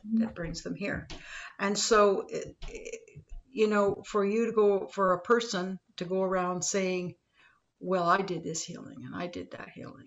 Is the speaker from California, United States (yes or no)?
yes; Los Angeles, California, United States; I grew up in Los Angeles